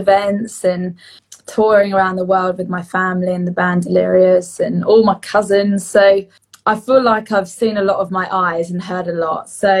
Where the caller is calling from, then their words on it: Brighton, South East England, United Kingdom; I am joining you from my home in Brighton in England.